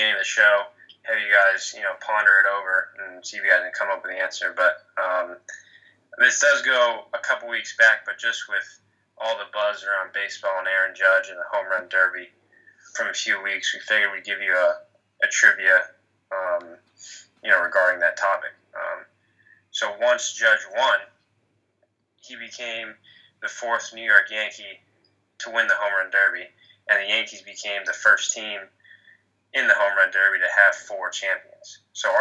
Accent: Hong Kong; also born or lived in Florida; now in United States; we grew up in Hong Kong and now we're in the States for college and work

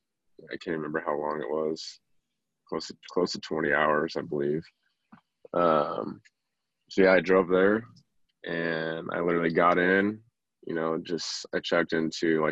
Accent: Arizona, United States; also born or lived in Spokane, Washington; I was born and raised in Arizona. Went to high school here

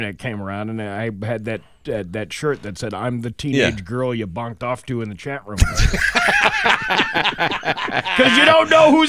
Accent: New Jersey, United States; I'm actually from New Jersey

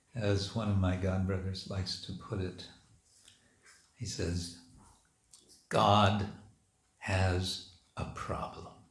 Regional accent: United States; moved away; When I was a kid growing up in America

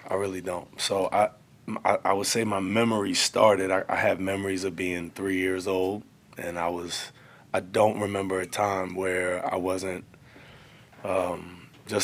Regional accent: Baltimore, Maryland, United States; I'm from Baltimore. From Baltimore. Born and raised. Mm-hmm. Never had an address, anything other than here.

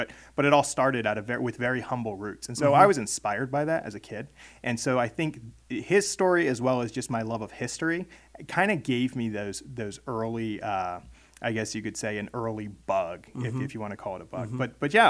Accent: Millerstown, Pennsylvania, United States; also born or lived in Maryland; I was actually born in Maryland. My family comes from Maryland and moved up to Pennsylvania when I was about 8 years old and grew up in Perry County, Millerstown area, Greenwood Township.

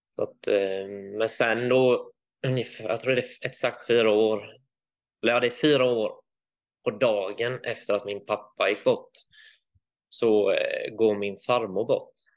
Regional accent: Vetlanda, Jönköping County, Sweden; also born or lived in Varberg / Hul, Nässjö / United States / Finland; Jag är flyttade hit när jag var åtta år

